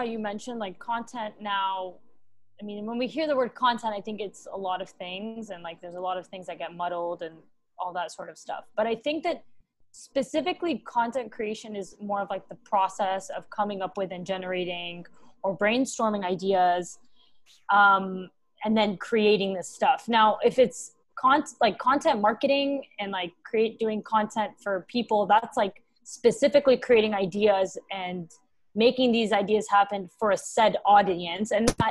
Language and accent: English; Dubai, United Arab Emirates; also born or lived in Texas, United States; now in New York, United States; I live in New York City, Big Apple baby, but I am originally Lebanese and Syrian, and I grew up in Dubai. But I also was born in Texas, so I'm all over the place.